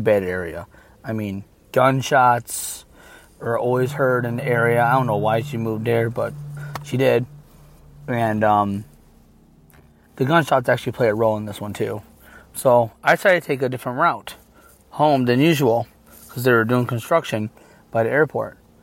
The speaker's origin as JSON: {"language": "English", "region": "Michigan", "country": "United States", "said": "I'm from Michigan"}